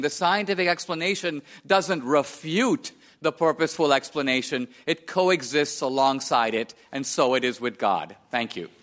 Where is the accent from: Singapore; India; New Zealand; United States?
India; I was born and raised in India